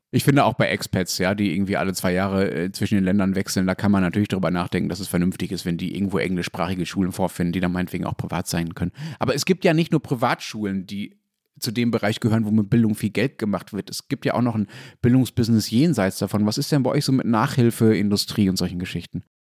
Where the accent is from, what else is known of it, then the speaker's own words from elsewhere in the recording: Dortmund, North Rhine-Westphalia, Germany; in Dortmund, wo ich aufgewachsen bin